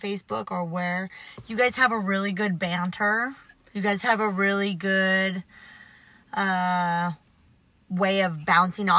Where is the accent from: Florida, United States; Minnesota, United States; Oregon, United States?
Oregon, United States; I'm from Oregon